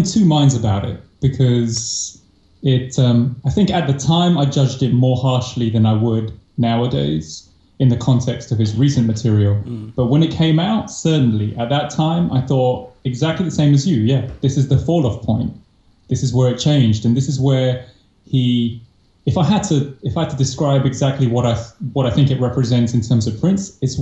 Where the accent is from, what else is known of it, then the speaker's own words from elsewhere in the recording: United Kingdom; a British villain, and so that's me